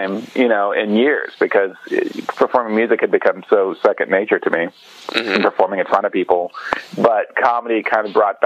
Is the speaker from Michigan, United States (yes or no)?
no; Borden, Indiana, United States; moved away as an adult; now in Bloomington, United States; I'm from Borden, Indiana, which is down south about 40 minutes north of Louisville, Kentucky